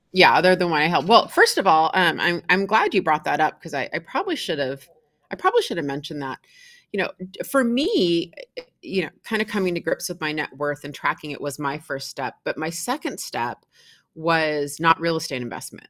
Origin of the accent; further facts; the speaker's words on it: Seattle, Washington, United States; born and raised in Seattle, Washington.